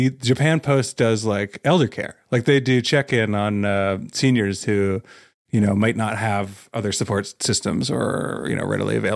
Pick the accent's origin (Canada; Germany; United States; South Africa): Canada; I forget where you all are at with that. I'm Canadian